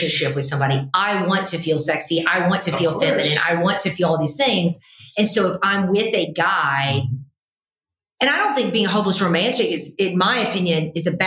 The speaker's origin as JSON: {"language": "English", "town": "Chattanooga", "region": "Tennessee", "country": "United States", "tie": "born or raised there", "also_born_or_lived": "the North (US)", "moved": "as an adult", "said": "born and raised in Chattanooga"}